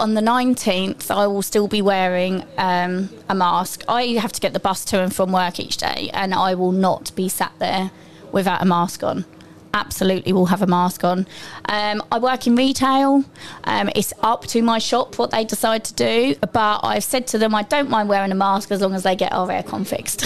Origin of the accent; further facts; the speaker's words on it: Essex, East of England, United Kingdom; I'm, I'm from Essex, mine is Mind Health Service